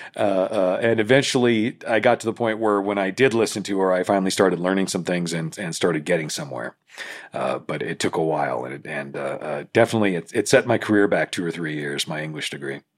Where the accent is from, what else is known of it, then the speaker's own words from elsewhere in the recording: Independence, Missouri, United States; Independence, which is my hometown, Independence, Missouri.